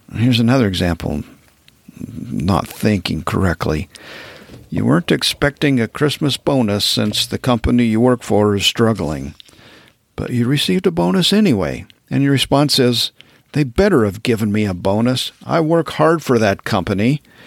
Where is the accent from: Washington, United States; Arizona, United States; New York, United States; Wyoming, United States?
Wyoming, United States; moved away as an adult; also born or lived in Texas / southern Utah; now in Montana, United States; I grew up in Wyoming